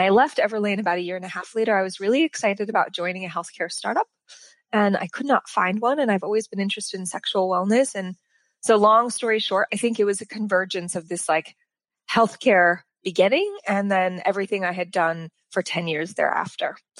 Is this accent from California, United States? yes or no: yes; Sacramento, California, United States; moved away as an adult; also born or lived in New York / Los Angeles; I grew up in Sacramento